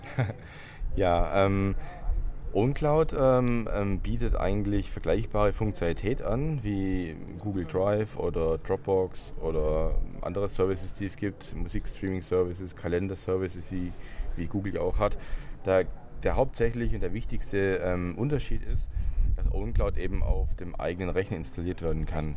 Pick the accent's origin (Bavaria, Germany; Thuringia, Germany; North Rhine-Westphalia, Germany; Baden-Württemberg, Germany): Baden-Württemberg, Germany; Stuttgart; ich komme aus Stuttgart.